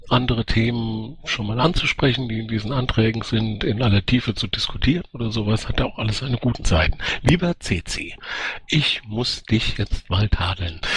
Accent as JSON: {"language": "German", "region": "Baden-Württemberg", "country": "Germany", "said": "Äh, ich komme ja aus Baden-Württemberg"}